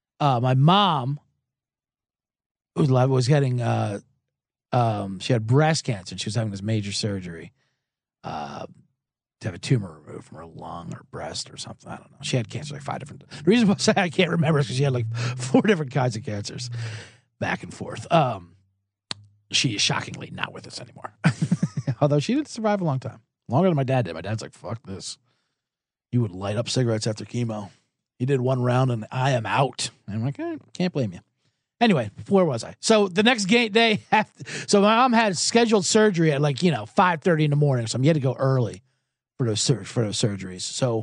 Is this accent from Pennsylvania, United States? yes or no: yes; Philadelphia, Pennsylvania, United States; I'm from Philadelphia, Eagles fan. A lot of playoff disappointments. I grew up with playoff disappointments.